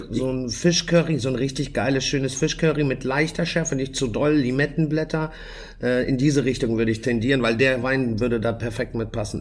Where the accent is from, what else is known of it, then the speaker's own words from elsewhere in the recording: Germany; bei uns in Deutschland